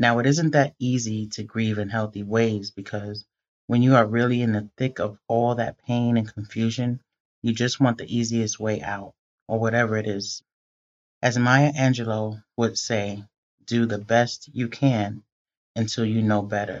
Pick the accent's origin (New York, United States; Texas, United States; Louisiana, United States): New York, United States; New York City; growing up in the Bronx in the 80s